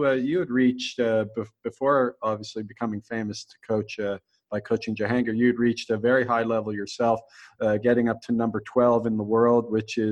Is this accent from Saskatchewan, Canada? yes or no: no; Halifax, Nova Scotia, Canada; my hometown of Halifax